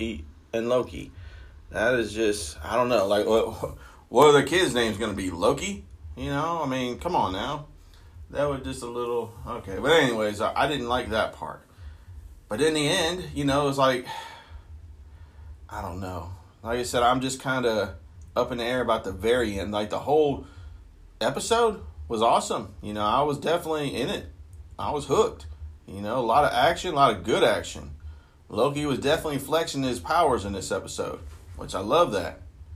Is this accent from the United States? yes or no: yes; Akron, Ohio, United States; moved away; I'm originally from Akron, Ohio.